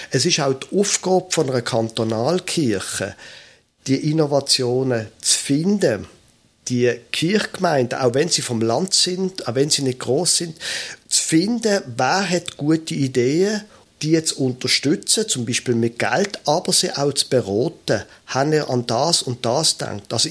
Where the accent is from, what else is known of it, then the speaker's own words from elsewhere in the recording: Basel, Basel-Stadt, Switzerland; ich bin ein Basler, ich bin ein Städter von meiner Herkunft her